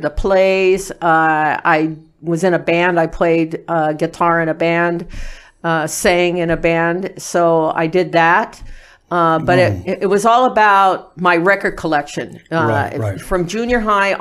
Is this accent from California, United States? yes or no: yes; Lawndale, California, United States; also born or lived in Inglewood, California; I was born in Inglewood, California. And I was not in Inglewood for very long. We moved out to Lawndale. So I went to Lawndale schools, Lawndale High School